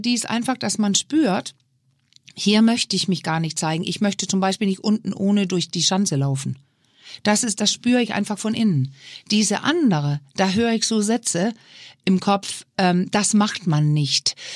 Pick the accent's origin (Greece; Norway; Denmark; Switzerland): Denmark; now in Germany; So ein kleines Dorf in Dänemark, wo ich herkomme